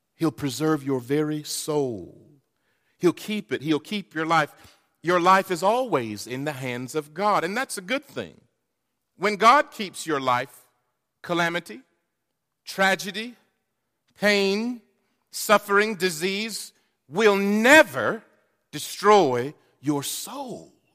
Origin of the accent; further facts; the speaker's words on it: North Carolina, United States; moved away; I'm from North Carolina